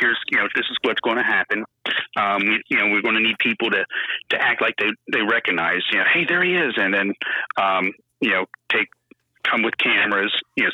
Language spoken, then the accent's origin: English; New Jersey, United States; yeah, and I'm from Jersey.